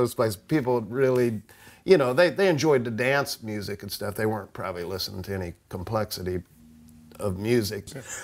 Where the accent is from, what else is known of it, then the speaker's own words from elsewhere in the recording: Grover Hill, Ohio, United States; also born or lived in Van Wert, Ohio; I lived in a little town called Grove Hill, Ohio, which is about 20 miles east of there. Nothing there, but you can blink your eyes and go through it. It's one of those places. But went to Grover Hill School, elementary school there